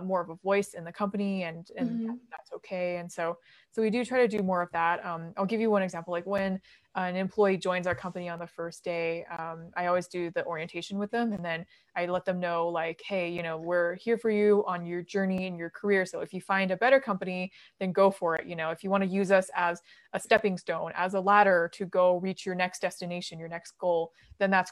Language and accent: English; United States; also born or lived in Beijing, China; growing up in America